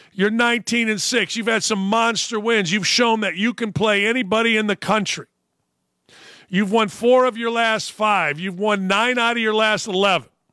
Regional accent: Gary, Indiana, United States; I grew up in Gary, Indiana.

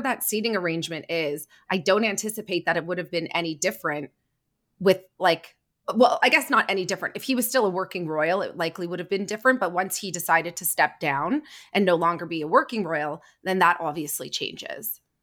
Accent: Canada; I'm Canadian, so we are part of the Commonwealth

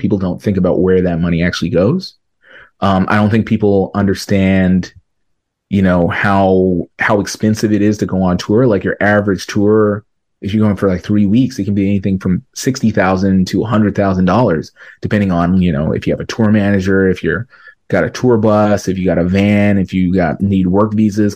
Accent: Canada; I'm a Canadian artist

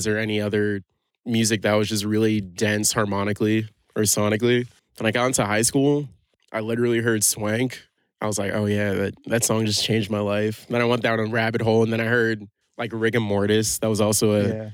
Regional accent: New York City, New York, United States; also born or lived in Boston; I'm from Brooklyn, New York

